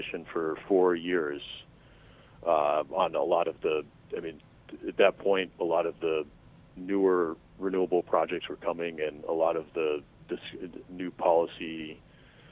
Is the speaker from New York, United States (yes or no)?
yes; upstate New York, United States; moved away as an adult; also born or lived in New England / Durham, North Carolina; now in Hawaii, United States; I was born and raised in New England. I actually grew up in upstate New York